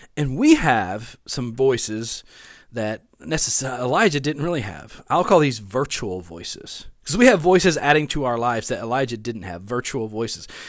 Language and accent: English; West Monroe, Louisiana, United States; also born or lived in Bossier City, Louisiana / Shreveport, Louisiana; now in Natchitoches, United States; I grew up in West Monroe, Louisiana